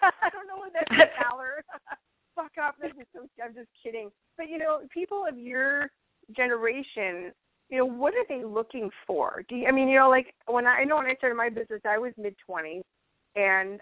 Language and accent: English; Chicago, Illinois, United States; moved away as an adult; also born or lived in Fargo, North Dakota; I moved from Chicagoland, which I'd been there for my whole life, you know, and moved there to Fargo